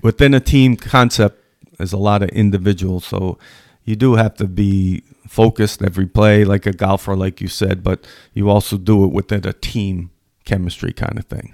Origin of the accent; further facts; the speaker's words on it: Edgewood, Rhode Island, United States; I grew up in Edgewood, Rhode Island, which, very, very great community for athletics.